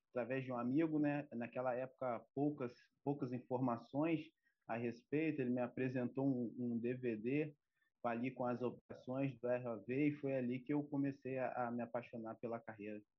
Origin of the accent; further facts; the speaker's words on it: Campos dos Goytacazes, Rio de Janeiro, Brazil; tenho 32 anos, né? Sou de Campo dos Goitacazes